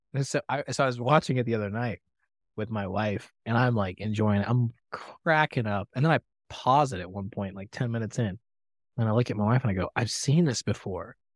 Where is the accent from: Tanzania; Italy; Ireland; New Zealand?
Tanzania; moved away; I grew up in Tanzania, East Africa